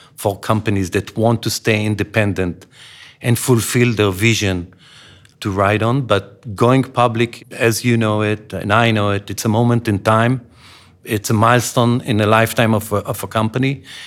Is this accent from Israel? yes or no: yes; Israel; When I grew up in Israel